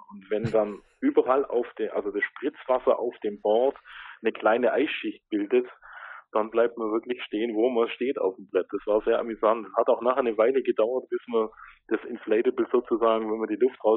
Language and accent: German; Ulm, Baden-Württemberg, Germany; man hört es vielleicht vom Dialekt, ich komme aus Baden-Württemberg, genau gesagt aus Ulm, bin äh, 45 Jahre alt